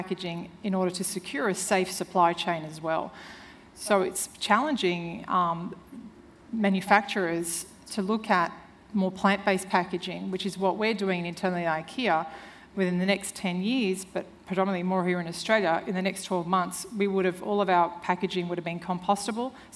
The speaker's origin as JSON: {"language": "English", "country": "Serbia", "tie": "born or raised there", "moved": "yes", "said": "I'm originally from Serbia, and when I was 8, I remember my mother killing a chicken"}